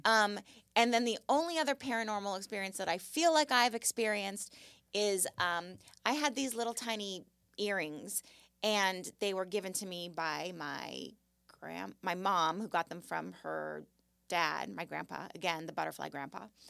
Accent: Malibu, California, United States; But I grew up in Malibu, and I lived on Point Doom

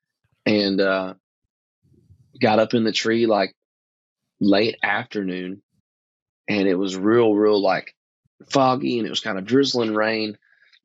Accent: East Texas, United States; growing up in East Texas is real thick, like really hard cover

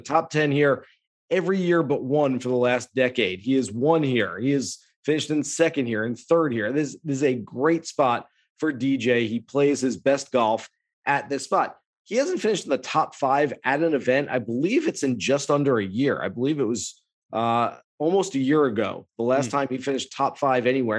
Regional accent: California, United States; I grew up in California

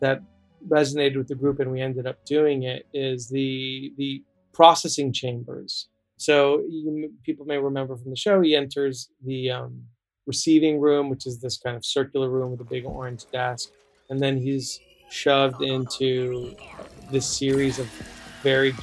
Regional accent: Southern California, United States; I grew up in Southern California

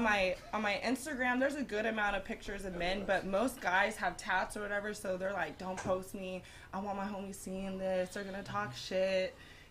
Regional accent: Fresno, California, United States; I'm from Fresno. California.

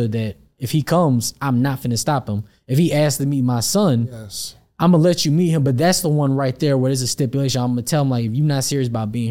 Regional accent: Atlanta, Georgia, United States; Yeah, I grew up here in I grew up here in Atlanta.

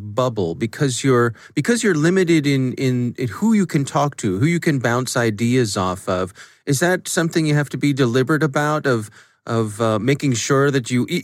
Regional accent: Fort Meade, Maryland, United States; I grew up in the Fort Meade area

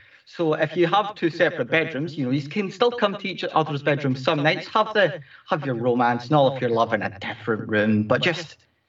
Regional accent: Scotland, United Kingdom; I'm from Scotland.

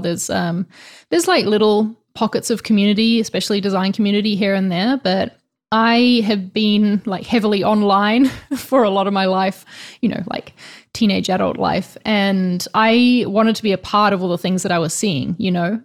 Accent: New Zealand; now in Spain

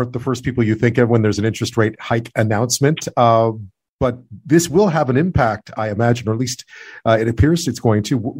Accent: Montreal, Quebec, Canada; now in Victoria, Canada; in Victoria, where I am, the rental market's always been pretty tight. But where I grew up in Montreal

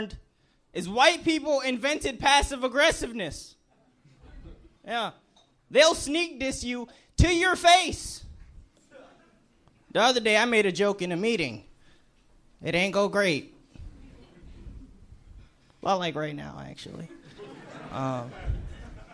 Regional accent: Hartford, Connecticut, United States; I'm actually from Connecticut, from Hartford.

